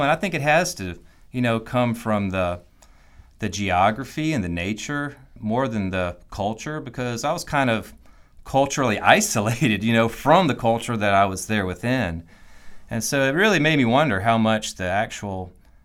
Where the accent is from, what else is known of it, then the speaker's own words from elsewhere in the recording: Mississippi, United States; moved away as an adult; also born or lived in Nashville, Tennessee; now in Milledgeville, United States; I am from Mississippi. That's where I spent the first, 20 years of my life there